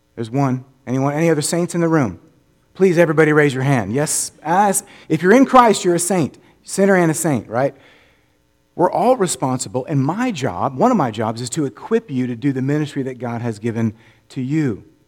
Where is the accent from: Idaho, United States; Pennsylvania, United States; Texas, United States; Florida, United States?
Florida, United States; Orlando; now in Memphis, United States; I grew up in Orlando